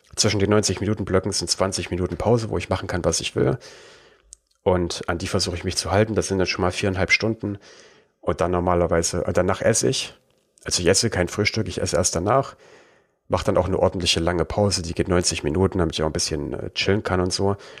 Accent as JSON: {"language": "German", "country": "Germany", "accent": "German", "said": "meinen deutschen, äh, über meinen Akzent"}